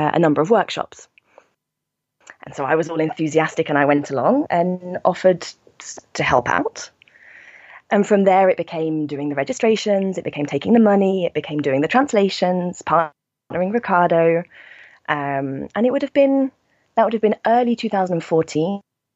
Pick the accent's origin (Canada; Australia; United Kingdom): United Kingdom; moved away as an adult; also born or lived in Milan, Italy; now in Brussels, Belgium; I'm originally British, but I've been living in Brussels now for almost 5 years